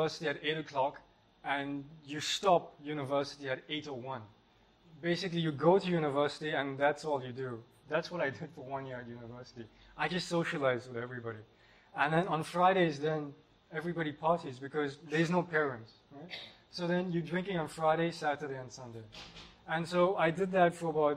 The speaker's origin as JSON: {"language": "English", "town": "Port Shepstone", "region": "KwaZulu-Natal", "country": "South Africa", "tie": "born or raised there", "moved": "as an adult", "said": "I grew up in South Africa in a little surf community called Port Shepstone"}